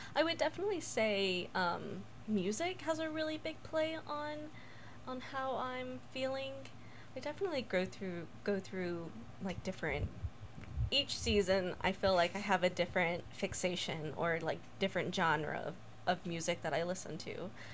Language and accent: English; United States; also born or lived in Mexico / North Mexico; I was born in Mexico and I grew up here in America